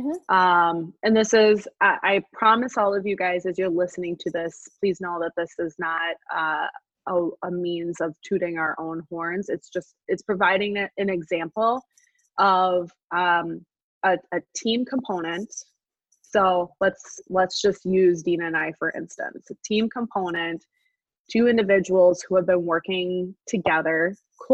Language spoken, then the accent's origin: English; La Crosse, Wisconsin, United States; now in Woodbury, United States; I grew up in La Crosse, Wisconsin